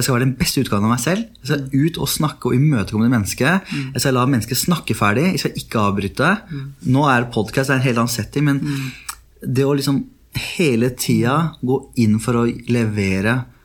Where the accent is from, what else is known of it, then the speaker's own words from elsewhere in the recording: Oslo, Norway; also born or lived in Netherlands; Jeg er jo halvt norsk, halvt meksikaner. Ja. Oppvokst på Furuset, Oslo øst